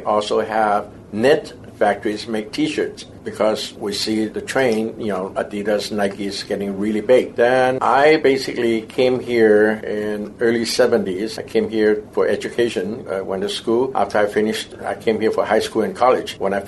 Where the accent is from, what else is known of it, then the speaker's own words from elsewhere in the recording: Taiwan; born there; also born or lived in Hong Kong; I was born in Taiwan, and later on, he reunited with the rest of his siblings in Hong Kong.